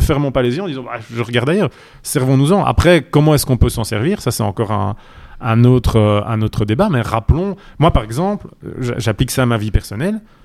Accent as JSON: {"language": "French", "town": "Charleroi", "region": "Wallonia", "country": "Belgium", "tie": "born or raised there", "said": "Charleroi, ma, ma ville natale"}